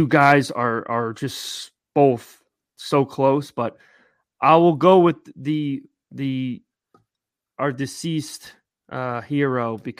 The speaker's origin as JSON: {"language": "English", "town": "West Caldwell", "region": "New Jersey", "country": "United States", "said": "I'm from West Caldwell"}